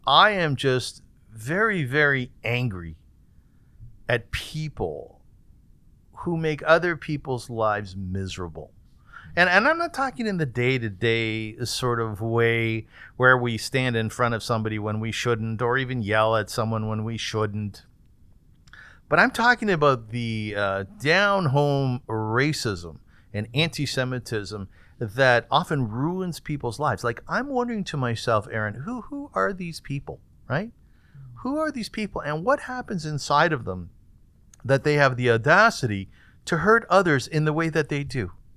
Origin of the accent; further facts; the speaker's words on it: Kitchener, Ontario, Canada; I was born in Kitchener and my father was the rabbi